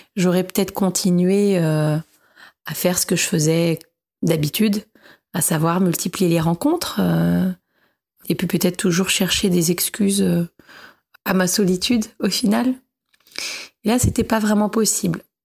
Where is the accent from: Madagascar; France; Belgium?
France; Paris, Île-de-France; j'ai 37 ans, je viens de Paris, je suis journaliste indépendante